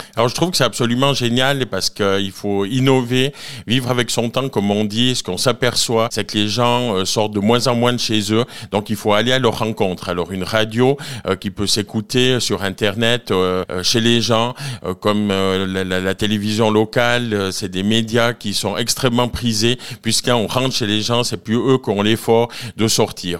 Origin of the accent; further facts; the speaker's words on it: Nendaz, Valais, Switzerland; je suis originaire de Nanda, où j'habite toujours, à Haute-Nanda précisément.